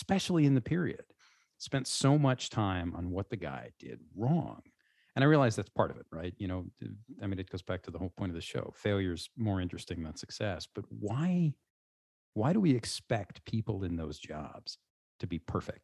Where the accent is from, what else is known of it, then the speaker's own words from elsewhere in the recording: the South, United States; I'm from the South